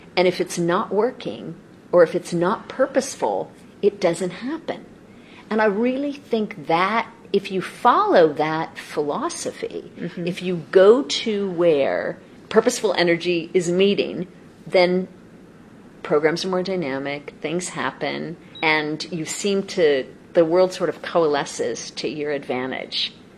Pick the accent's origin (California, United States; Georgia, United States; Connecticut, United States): California, United States; Los Angeles; also born or lived in Seattle / Guangzhou; now in Beijing, China; I'm originally from Los Angeles, and my home, though, is Seattle